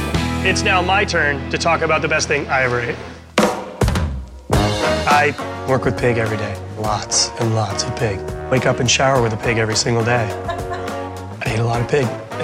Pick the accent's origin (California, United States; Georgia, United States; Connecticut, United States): California, United States; San Francisco; San Francisco, my hometown